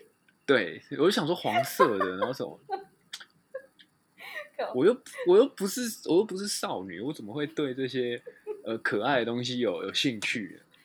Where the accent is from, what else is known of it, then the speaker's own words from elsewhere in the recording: Taiwan; 身为台湾人，遇到地震就是哦，好地震